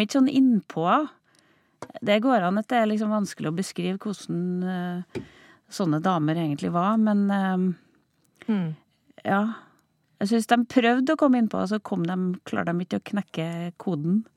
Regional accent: Overhalla, Trøndelag, Norway; Overhalla, der jeg vokste opp

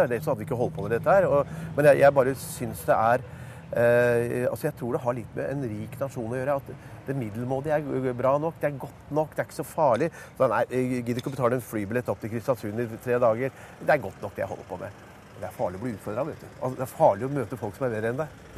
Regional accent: New York, United States; now in Norway; Så tror de det er mye finere fordi jeg er fra New York.

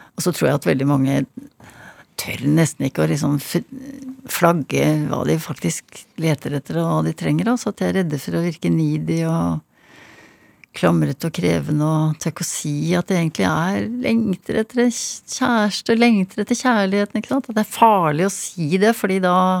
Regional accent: Hønefoss, Buskerud, Norway; Jeg vokste opp i Hønefoss.

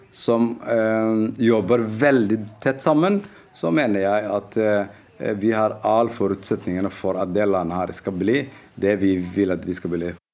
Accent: Somalia; moved away; also born or lived in Norway; har reist tilbake hjem

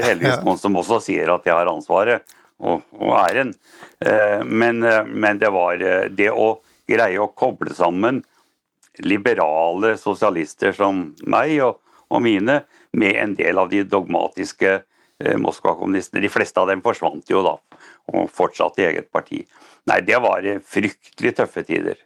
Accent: Norway; jeg er norsk

